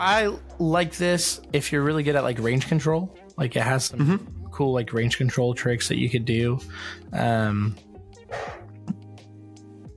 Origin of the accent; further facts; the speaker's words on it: Oklahoma, United States; my home state, Oklahoma.